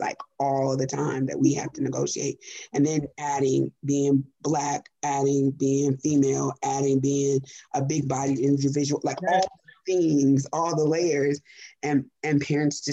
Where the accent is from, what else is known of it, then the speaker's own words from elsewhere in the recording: San Diego, Pomona, California, United States; I grew up in San Diego until I was like 11. So I was in a mixed environment, right? So white culture was very strong around me. And then when I moved to Pomona